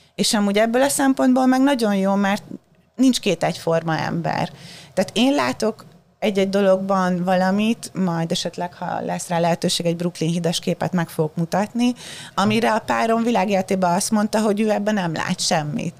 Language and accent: Hungarian; Hungary; first language Hungarian; moved away as an adult; also born or lived in Baja / Budapest; now in New York, United States; otthon Magyarországon